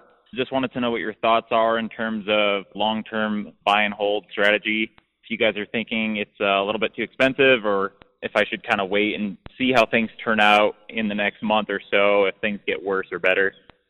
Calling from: Denver, Colorado, United States; I'm calling from Denver, Colorado. I'm 27 years old

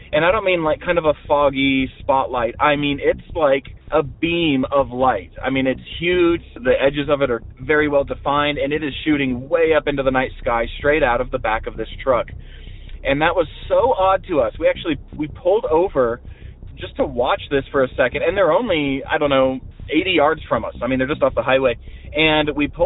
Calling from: Montana, United States; I'm calling you from Montana.

